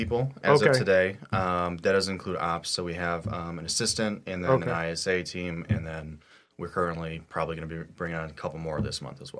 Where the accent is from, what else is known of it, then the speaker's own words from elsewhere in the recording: Oxford, Michigan, United States; also born or lived in Rochester, Michigan; now in Royal Oak, United States; I originally started in Rochester. So I was born and raised down in Oxford, Michigan. Moved out to the Rochester area at 18.